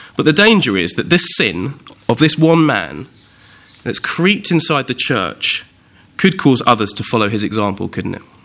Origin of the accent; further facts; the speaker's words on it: Windsor, South East England, United Kingdom; also born or lived in Ascot; I was actually born in a hospital just up the road from Windsor, still in the Royal Borough, in Ascot